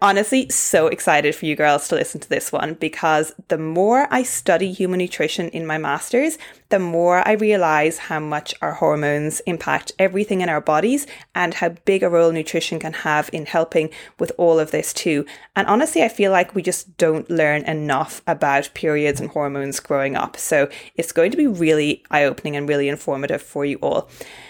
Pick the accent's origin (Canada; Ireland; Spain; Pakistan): Ireland; accent: Irish; now in Australia; obviously I'm originally Irish, but I've lived in Australia for 8 years now, so I have a bit of a toned down Irish accent